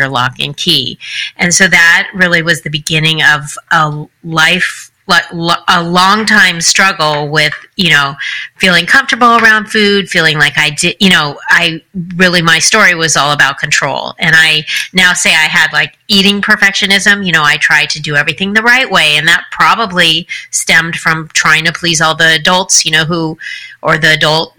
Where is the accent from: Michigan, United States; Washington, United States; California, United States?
California, United States; Los Angeles; I grew up in Los Angeles